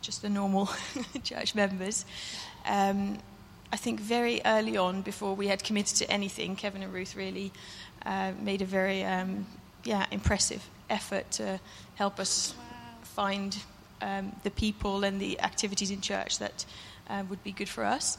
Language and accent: English; Netherlands; now in United Kingdom; the church I grew up in Holland.